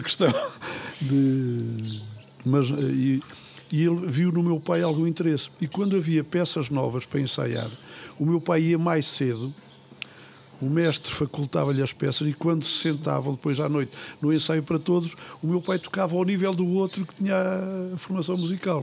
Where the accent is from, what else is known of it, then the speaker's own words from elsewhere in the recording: Figueira de Castelo Rodrigo, Guarda, Portugal; also born or lived in Pinhel; eu acabei por ir, nascer a Pinhel e regressar a Figueira sensivelmente com oito dias